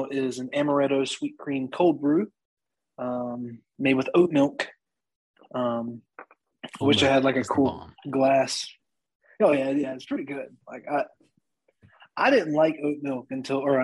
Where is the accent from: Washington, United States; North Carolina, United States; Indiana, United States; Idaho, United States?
North Carolina, United States; Winston-Salem; I was born here in Winston-Salem.